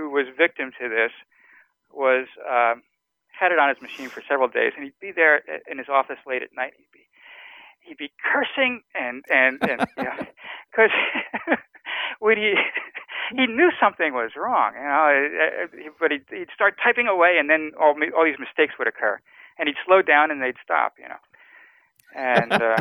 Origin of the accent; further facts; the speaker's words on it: New Jersey, United States; I grew up in Jersey, and I used to come into the city and go to the library.